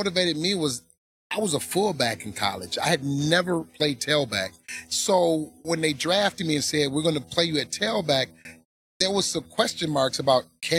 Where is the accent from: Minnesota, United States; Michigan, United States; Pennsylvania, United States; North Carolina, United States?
Michigan, United States; Detroit; Growing up in Detroit